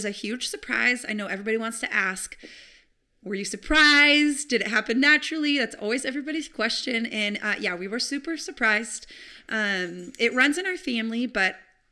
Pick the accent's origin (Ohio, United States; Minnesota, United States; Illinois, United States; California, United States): California, United States; San Diego; I grew up in San Diego, just like Casey, in a Christian home, loving parents